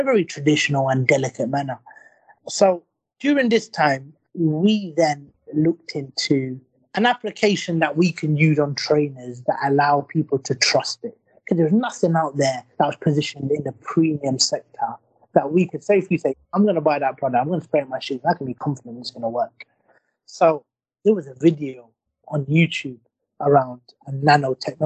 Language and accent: English; London, United Kingdom; also born or lived in Blackburn; We grew up in London